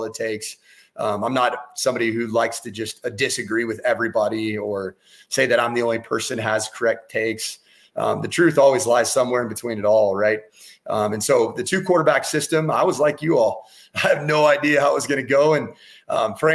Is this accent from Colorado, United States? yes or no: yes; Colorado Springs, Colorado, United States; born or raised there